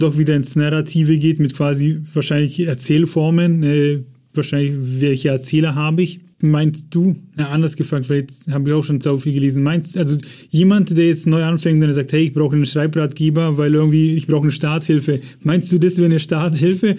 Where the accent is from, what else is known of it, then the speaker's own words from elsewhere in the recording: Germany; bei uns in Deutschland